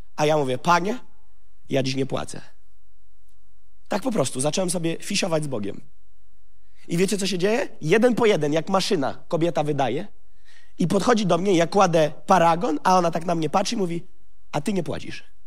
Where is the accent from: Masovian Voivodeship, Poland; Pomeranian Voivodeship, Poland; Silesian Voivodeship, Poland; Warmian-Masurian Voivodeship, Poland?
Warmian-Masurian Voivodeship, Poland; Gołdap; urodziłem się w Gołdapi, w rodzinie pastorskiej